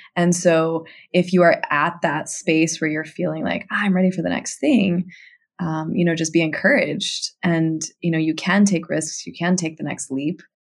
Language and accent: English; Tucson, Arizona, United States; moved away as an adult; also born or lived in Los Angeles; my hometown in Tucson, Arizona